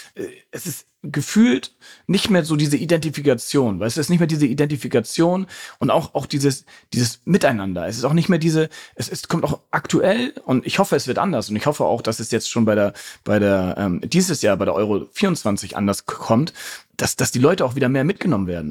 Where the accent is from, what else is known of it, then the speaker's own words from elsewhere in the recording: Hamburg, Germany; Ich bin ja in Hamburg äh, geboren und aufgewachsen.